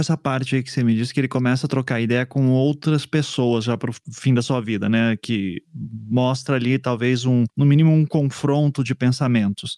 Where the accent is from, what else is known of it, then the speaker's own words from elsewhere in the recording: South Region, Brazil; also born or lived in São Paulo; da minha bolha aqui do Sul